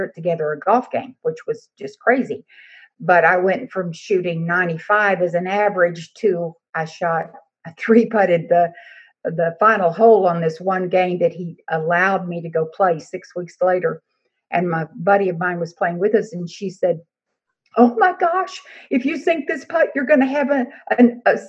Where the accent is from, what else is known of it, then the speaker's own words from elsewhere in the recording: Texas, United States; I'm from Texas